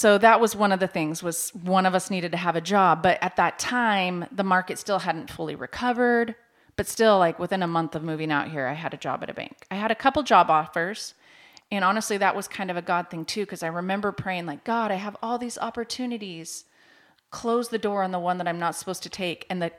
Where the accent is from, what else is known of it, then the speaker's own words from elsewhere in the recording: Washington, United States; also born or lived in Oregon; now in Joplin, United States; Originally, I was born in Oregon, but I was raised in Washington State. So out by Seattle. Mm-hmm. And then we moved to Joplin in 2010, right in time for the tornado.